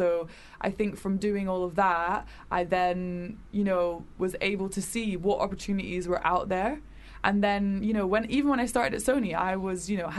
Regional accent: Edinburgh, Scotland, United Kingdom; now in London, United Kingdom; I'm not from London, so I grew up in Edinburgh. Well, I moved around a lot, but I went to high school in Edinburgh.

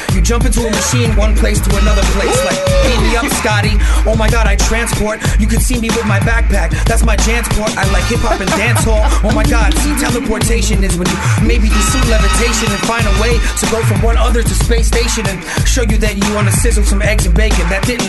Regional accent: New York City, New York, United States; also born or lived in Bayamón, Puerto Rico (ancestry); I'm from Brooklyn, but my family's from Bayamón.

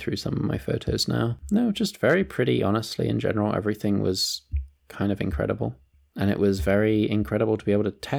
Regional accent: Kenya; I grew up in Kenya

